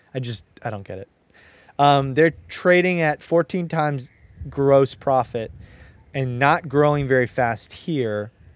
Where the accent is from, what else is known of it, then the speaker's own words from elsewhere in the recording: Southern California, United States; I'm from SoCal